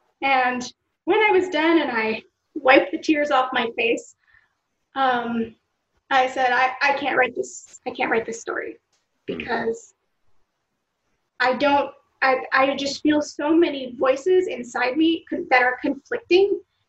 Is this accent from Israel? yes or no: yes; Israel; also born or lived in United States; other Americans who live here, I'm an Israeli because